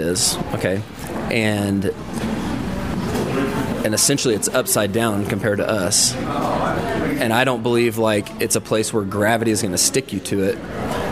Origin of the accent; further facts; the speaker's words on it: Fort Worth, Texas, United States; I'm from Fort Worth